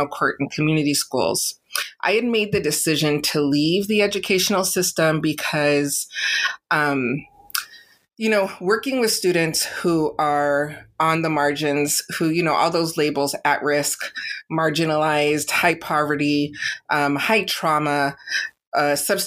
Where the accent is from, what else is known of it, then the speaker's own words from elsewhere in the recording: San Diego, California, United States; I'm born and raised in San Diego, California